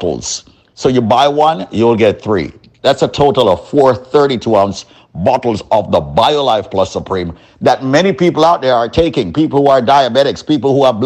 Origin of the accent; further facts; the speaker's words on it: Guyana; I am from Guyana